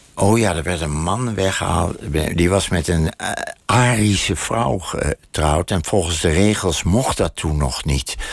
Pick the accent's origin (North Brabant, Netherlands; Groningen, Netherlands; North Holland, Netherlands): North Holland, Netherlands; Amsterdam; moved away; de buurt waar ik geboren ben